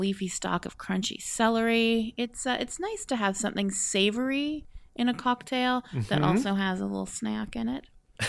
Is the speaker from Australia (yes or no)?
no; Vancouver, British Columbia, Canada; Well, I love Vancouver. Vancouver is my hometown.